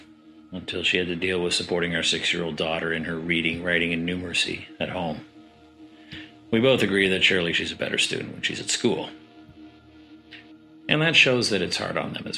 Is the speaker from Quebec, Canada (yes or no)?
no; Ottawa, Ontario, Canada; now in Doha, Qatar; I'm originally from Ottawa, Canada.